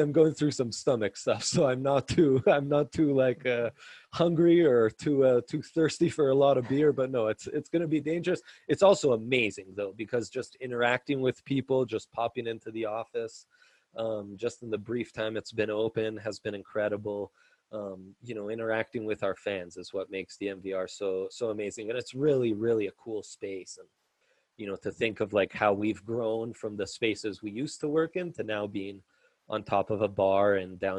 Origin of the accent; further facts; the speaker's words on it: Italy; moved away; I grew up in Italy